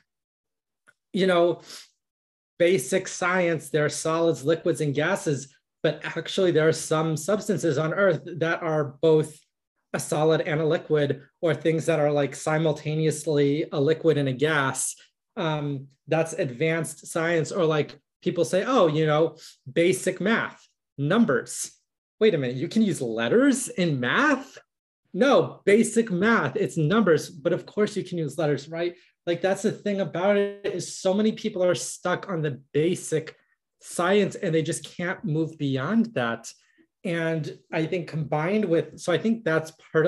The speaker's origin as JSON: {"language": "English", "country": "United States", "said": "I'm a trans woman, I'm a Jewish woman, I'm an American woman"}